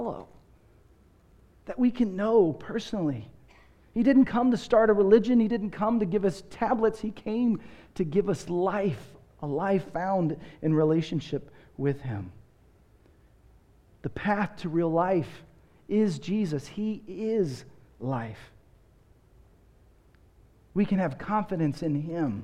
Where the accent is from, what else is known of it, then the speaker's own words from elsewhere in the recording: Texas, United States; moved away as an adult; also born or lived in Seattle / Los Angeles; now in Austin, United States; I grew up in Texas, and in my day, you went to church before you watched the Cowboys.